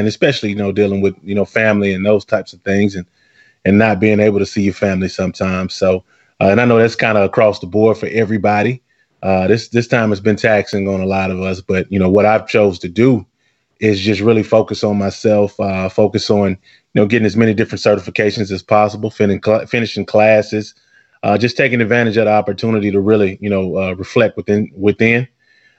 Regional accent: Arkansas, United States; now in Houston, United States; I'm from Arkansas originally

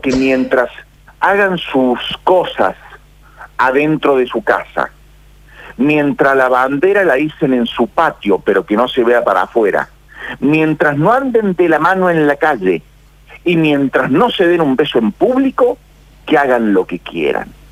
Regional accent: Argentina; Yo soy argentino

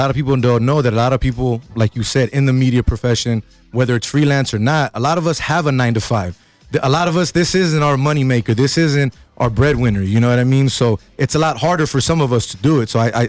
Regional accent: Los Angeles, California, United States; moved away; I grew up in South Central LA.

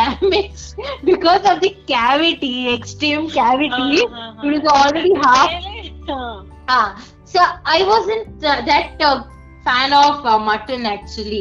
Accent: Bangalore, Karnataka, India; I am born and brought up in Bangalore, so I belong to Karnataka also

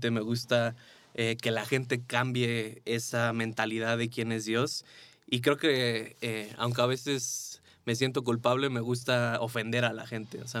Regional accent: Mexico; después regresé aquí a México, eh, me casé

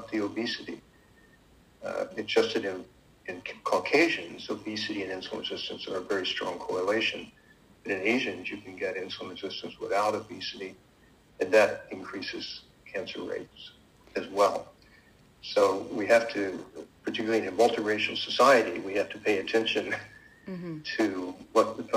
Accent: West Virginia, United States; I was growing up in West Virginia in the 50s.

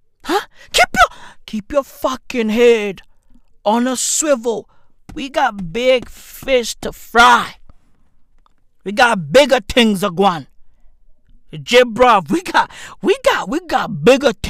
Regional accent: South Africa; I'm South African

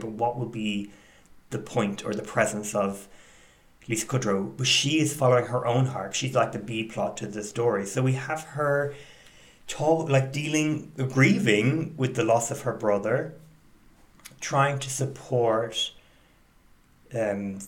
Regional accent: Ireland; I grew up in Ireland

